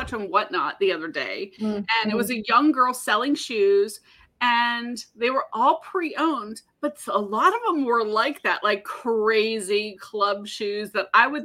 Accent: Florida, United States; I'm a from Florida girl.

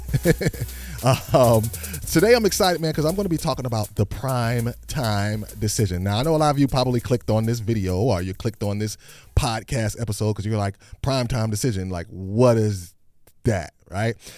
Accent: Hampton, Virginia, United States; I grew up in Hampton, Virginia

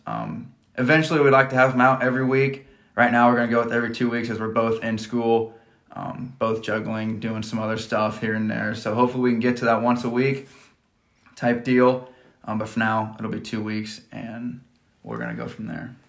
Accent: Johnson, Nebraska, United States; I'm from Johnson, Nebraska. I graduated from Johnson Brock in 2017

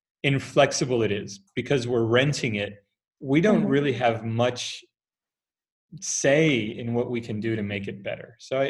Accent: Italy; So, I speak Spanish, English, Italian, because I grew up in Italy.

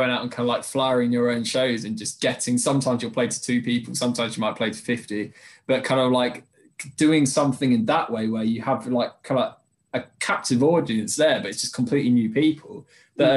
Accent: Derby, East Midlands, United Kingdom; moved away as an adult; also born or lived in Norwich / Colchester; we're from the Derby in the Midlands, and I'd moved down to Colchester a few years ago.

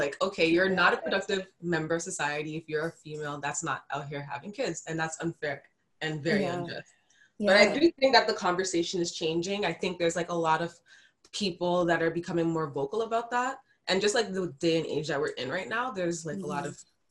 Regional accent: Mississauga, Ontario, Canada; I'm from Malton. And it's like a little, they call it a village. It's like a little part of Mississauga

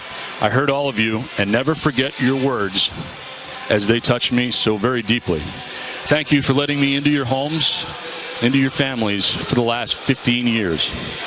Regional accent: Madison, New Hampshire, United States; I grew up in Madison, New Hampshire, listening to the great Ken Coleman on Red Sox radio.

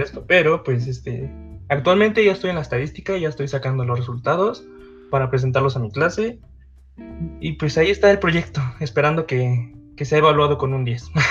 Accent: Mexico; soy de México

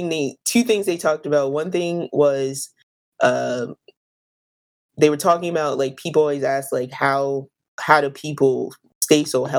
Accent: United States; as an American who has not traveled outside of the United States

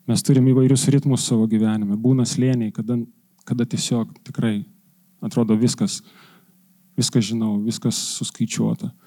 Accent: Lithuania; Mes lietuviai esam santūrus

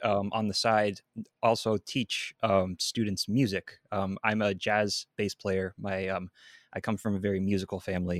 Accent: Seattle, Washington, United States; also born or lived in Redmond, Washington; I'm from Seattle, Washington

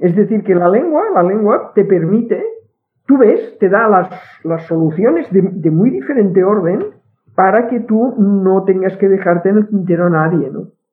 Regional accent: Catalonia, Spain; accent: Catalan; first language Catalan; Spanish is a second language; no puedes ocultar tu acento catalán. si yo no tengo ningún interés en ocultarlo. Mi, castellano es este, mi castellano está lógicamente, es decir, sería impensable pensar que puede ser de otra forma por eh, mi lengua materna, que es el catalán.

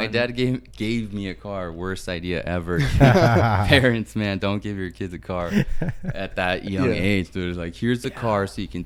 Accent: Palm Springs, California, United States; also born or lived in Guadalajara, Mexico; Well, I'm from Guadalajara, born in Guadalajara, but I landed here in Palm Springs when I was 5 years old, and I've been in the Valley ever since.

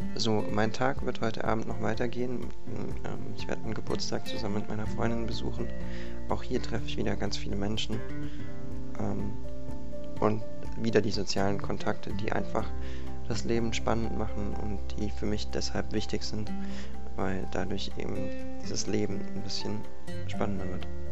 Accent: Konstanz, Baden-Württemberg, Germany; ich komme aus Konstanz und bin 20 Jahre alt

